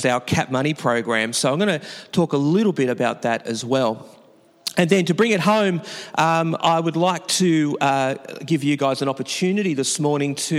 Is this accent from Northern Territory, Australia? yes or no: no; Newcastle, New South Wales, Australia; I come from Newcastle, which is the capital of New South Wales, above a little city called Sydney.